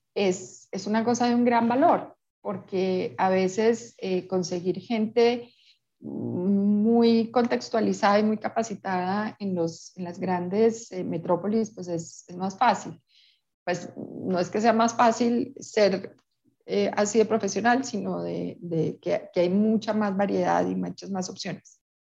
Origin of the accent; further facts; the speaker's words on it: Peru; now in Colombia; yo crecí en Perú y tengo amigas peruanas